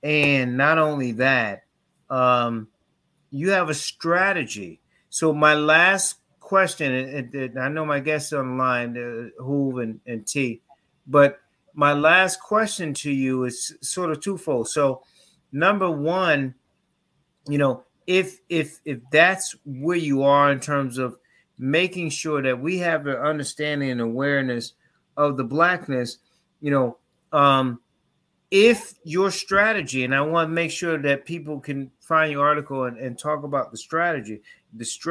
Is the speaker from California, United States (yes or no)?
no; Connecticut, United States; I grew up in Connecticut